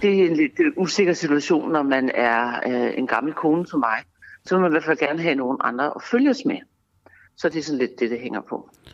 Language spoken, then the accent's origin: Danish; Denmark; jeg er dansker